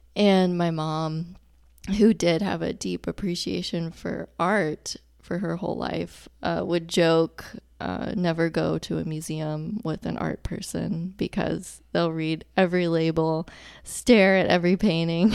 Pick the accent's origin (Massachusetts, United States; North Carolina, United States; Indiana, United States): North Carolina, United States; Charlotte; also born or lived in Dallas, Texas / Chapel Hill, North Carolina; I really grew up in Charlotte. I went, started kindergarten in Charlotte